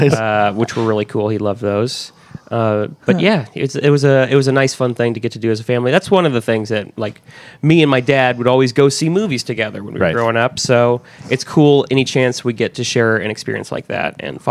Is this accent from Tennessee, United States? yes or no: no; Clinton, Missouri, United States; born or raised there; moved away